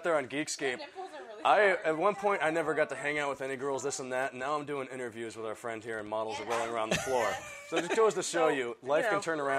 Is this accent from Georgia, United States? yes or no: no; Frazier Park, California, United States; we grew up in Fraser Park